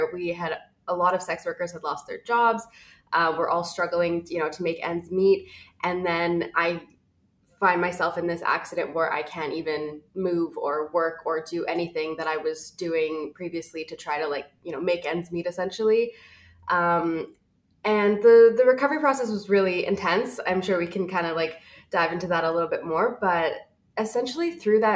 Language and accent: English; Toronto, Ontario, Canada; moved away as an adult; now in Vancouver, Canada; I'm actually originally from Toronto. I moved here about 7 years ago